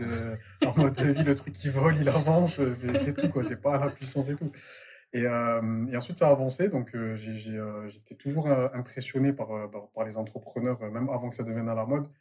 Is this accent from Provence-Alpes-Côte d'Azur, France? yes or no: yes; Marseille, Provence-Alpes-Côte d'Azur, France; moved away; je suis de Marseille de base